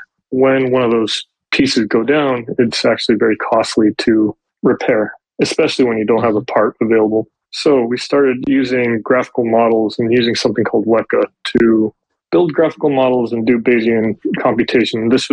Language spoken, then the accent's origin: English; just outside Los Angeles, California, United States; I grew up just outside Los Angeles